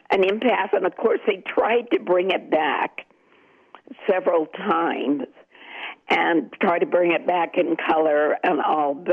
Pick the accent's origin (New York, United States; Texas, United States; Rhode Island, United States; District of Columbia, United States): District of Columbia, United States; Washington; Well, you know, um, I was a teenager then, and it was very exciting for